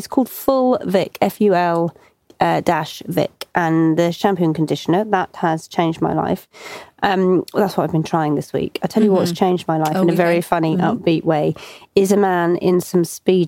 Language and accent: English; Cornwall, South West England, United Kingdom; I was just 15 and I came to London from Cornwall on my own on the train.